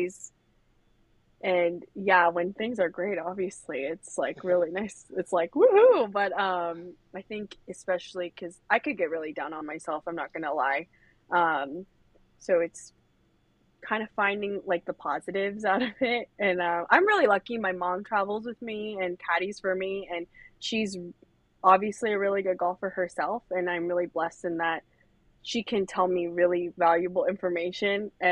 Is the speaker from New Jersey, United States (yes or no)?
no; San Ramon, California, United States; I'm from California. I'm from the East Bay